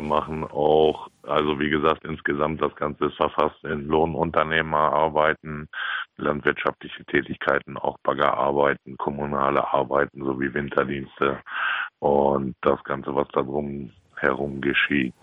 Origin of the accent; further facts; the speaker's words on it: Ronnenberg, Lower Saxony, Germany; moved away as an adult; now in Coppenbrügge, Germany; Ich komme gebürtig aus Ronnenberg in Gerden, Robert Koch Krankenhaus geboren, am 1.6.1979 auf den elterlichen, besser gesagt väterlichen Betrieb dann halt groß geworden